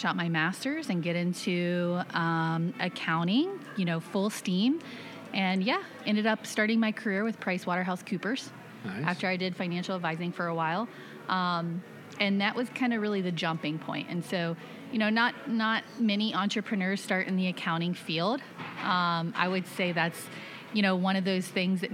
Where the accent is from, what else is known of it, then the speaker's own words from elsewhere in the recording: Plant City, Florida, United States; I grew up in Florida, in Plant City, very humble beginnings